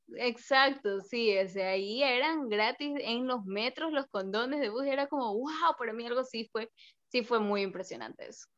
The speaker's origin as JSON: {"language": "Spanish", "country": "Ecuador", "said": "todos los ecuatorianos"}